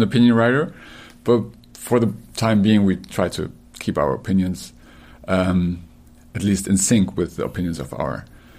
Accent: Germany; moved away as an adult; now in United States; We're two journalists from Europe. I'm from Germany.

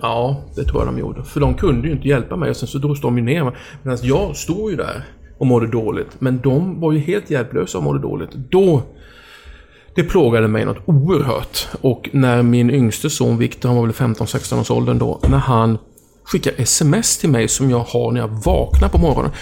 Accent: Oskarshamn, Kalmar County, Sweden; när jag var hemma i Oskarshamn

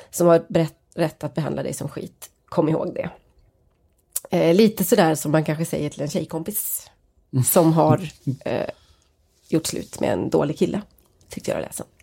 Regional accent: Norrland, Sweden; och att han skriver då att jag kommer från norra Sverige, där vi till och med ännu mer reserverade

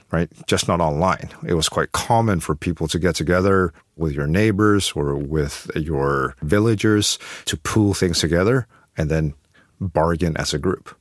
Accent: Beijing, China; moved away

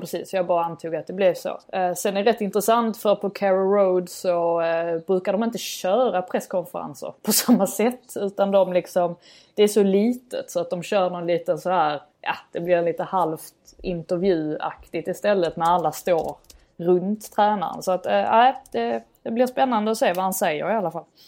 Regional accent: Sweden; som svensk

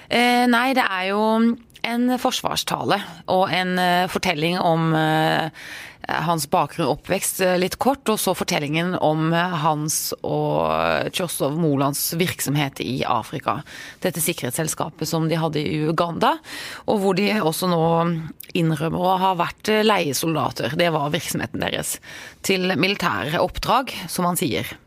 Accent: Norway; Jeg er trygg, jeg er norsk.

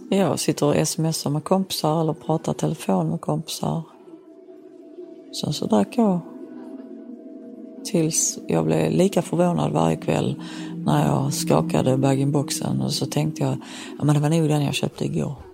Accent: Helsingborg, Skåne, Sweden; Som helsingborgare har man oftast sånt här tio häfte med biljetter.

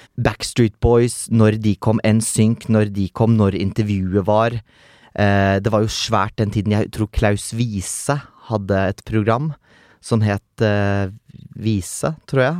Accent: Meland, Vestland, Norway; Jeg vokste jo opp Uh, uh, utenfor Bergen, egentlig litt sånn landlig, en halvtime nord for Bergen. Uh, et sted som da heter eh, Meland

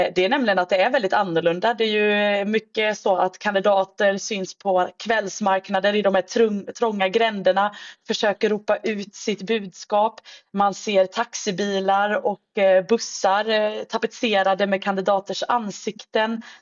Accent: Sweden; som svensk

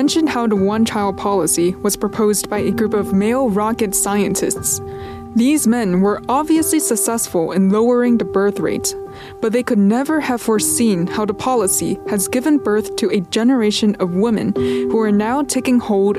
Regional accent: United States; now in Hong Kong; I was born and raised in America

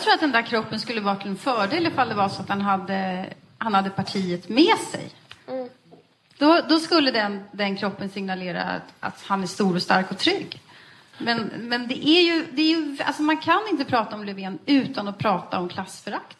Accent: Västerås, Västmanland, Sweden; vi kommer eh, från Västeråsare båda två

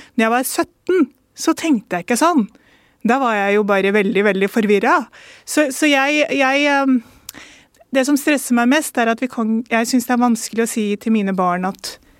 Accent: Norway; barn av innvandrere, første kullet som eh, ble født i Norge

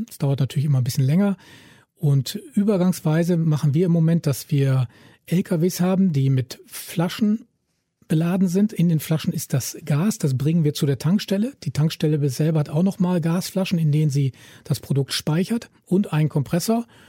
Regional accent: Germany; ich als Deutscher

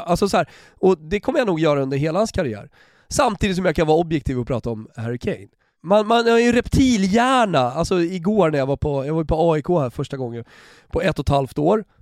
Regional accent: Sweden; Som svensk

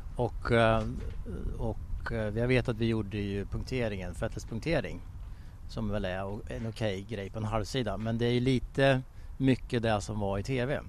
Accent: Sweden; jag kommer från Sverige

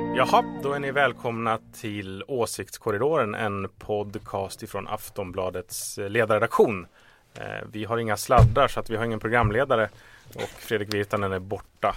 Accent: Stockholm, Stockholm County, Sweden; som stockholmare

